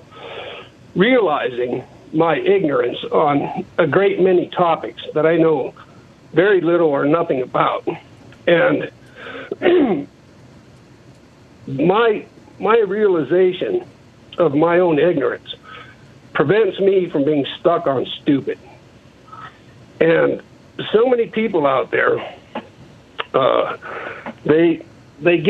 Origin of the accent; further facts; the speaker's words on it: U.S. Outlying Islands; also born or lived in Hawaii; now in California City, United States; I'm originally from Wake Island